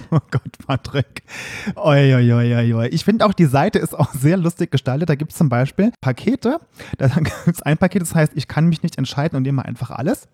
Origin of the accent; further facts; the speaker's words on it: Saarland, Germany; moved away; im Saarland, wo ich herkomme